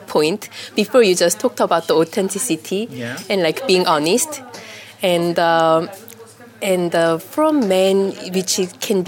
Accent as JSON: {"language": "English", "country": "South Korea", "second_language": "English", "moved": "yes", "lives_now": "Paris, France", "said": "I'm from South Korea and I live in Paris"}